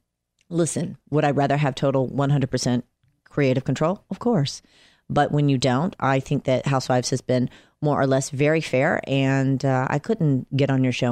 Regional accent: Atlanta, Georgia, United States; now in Los Angeles, United States; I'm from Atlanta.

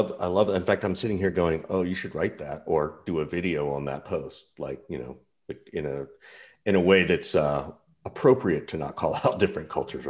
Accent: Macon, Georgia, United States; I grew up in Macon, Georgia

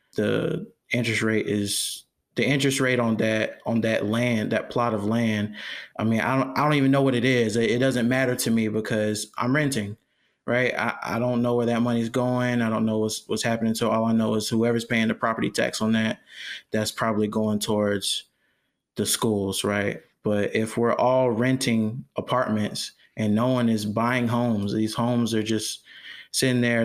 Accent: Jonesboro, Georgia, United States; also born or lived in Riverdale, Georgia; I'm from, I'm from Georgia. I, uh, I was raised, I was born in Riverdale, raised in Jonesboro, which is right down the street

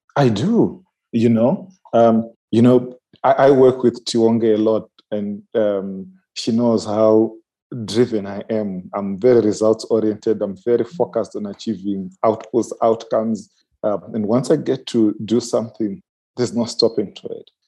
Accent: Manicaland, Zimbabwe; I'm from the Manicaland province in Zimbabwe.

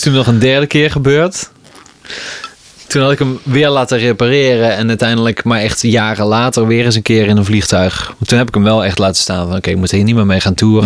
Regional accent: Best, North Brabant, Netherlands; de buurt van Eindhoven, waar ik opgroeide. In Best

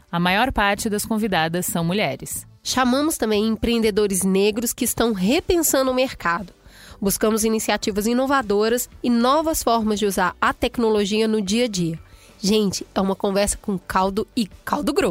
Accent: Belo Horizonte, Minas Gerais, Brazil; Vamos para o nosso terceiro conto, que é da Priscila Cardoso, lá da minha terra, de Belo Horizonte.

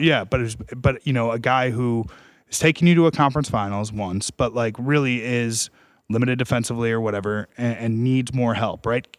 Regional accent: Chicago, Illinois, United States; I'm from Chicago.

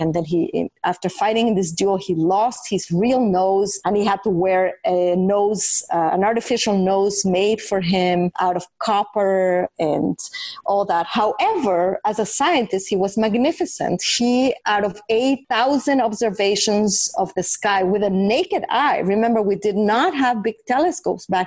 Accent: Mexico City, Mexico; moved away; when I was growing up in Mexico City, I was a very curious and inquisitive child

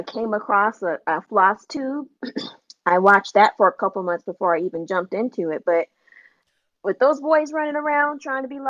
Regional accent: Virginia Beach, Virginia, United States; I'm from Virginia Beach, Virginia. But we call this area the 757

